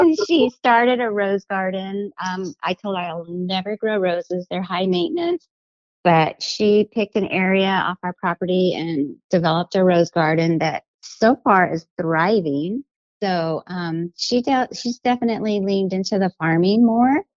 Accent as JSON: {"language": "English", "town": "Albuquerque", "region": "New Mexico", "country": "United States", "tie": "born or raised there", "moved": "as an adult", "lives_now": "Portland, United States", "said": "I'm from Albuquerque, New Mexico, born and raised"}